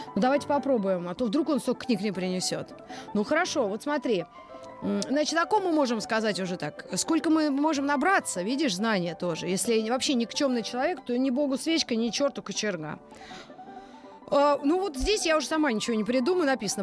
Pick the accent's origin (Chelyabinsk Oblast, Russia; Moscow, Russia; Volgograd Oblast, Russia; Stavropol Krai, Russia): Moscow, Russia; Из Москвы